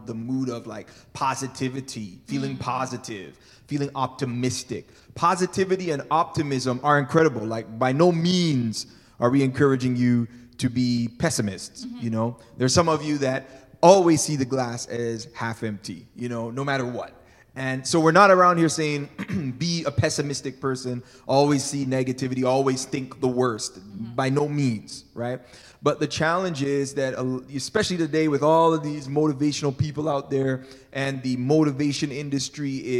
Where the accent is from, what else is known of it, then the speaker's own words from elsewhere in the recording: Toronto, Ontario, Canada; moved away as an adult; also born or lived in California, United States; We grew up in Toronto, Canada. We lived here for about 17 years, then left